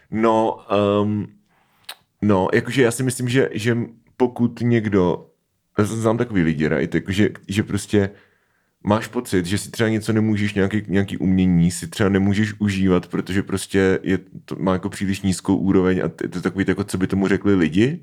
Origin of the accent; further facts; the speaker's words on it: Svitavy, Pardubice Region, Czechia; když jsem byl malý, tak ve Světavách bylo autorské čtení s Petrem Šabachem